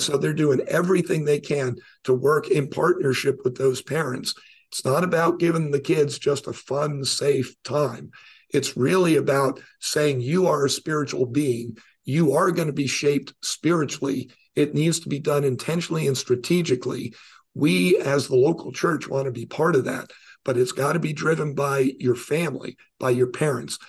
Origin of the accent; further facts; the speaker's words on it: New York, United States; I was born in New York